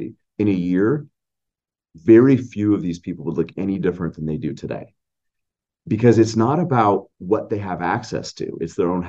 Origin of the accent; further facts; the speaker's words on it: Anchorage, Alaska, United States; we grew up here in Anchorage, Alaska